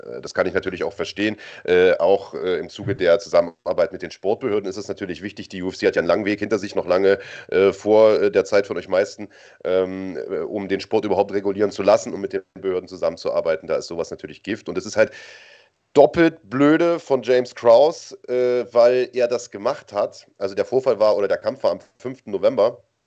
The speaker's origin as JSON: {"language": "German", "country": "Germany"}